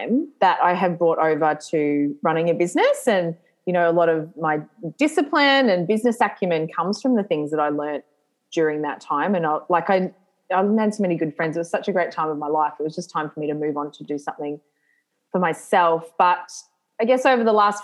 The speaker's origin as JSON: {"language": "English", "town": "Lismore", "region": "New South Wales", "country": "Australia", "tie": "born or raised there", "said": "I grew up in Lismore, which is like northern New South Wales"}